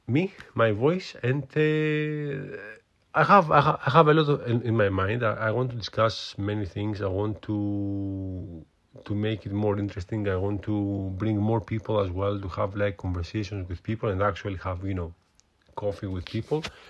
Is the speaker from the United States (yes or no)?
no; Greece; accent: Greek; English is a second language; moved away as an adult; now in United Kingdom; I'm from Greece, so my accent, it's, uh, quite Greek. Uh, I'm living in U K for many years now, but as you can hear, my accent is still Greek